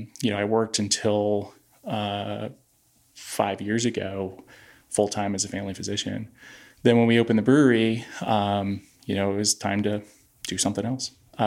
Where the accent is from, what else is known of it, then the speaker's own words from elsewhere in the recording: Michigan, United States; now in Portland, Maine, United States; I grew up in Michigan